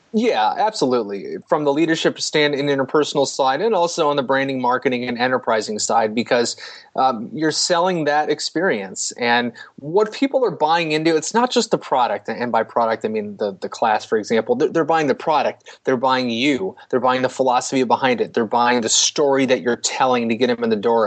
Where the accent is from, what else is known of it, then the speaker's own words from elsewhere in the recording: St. Louis, Missouri, United States; growing up in St. Louis